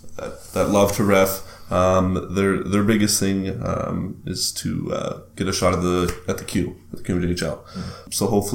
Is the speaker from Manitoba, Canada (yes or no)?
no; Moncton, New Brunswick, Canada; I grew up in Moncton, New Brunswick.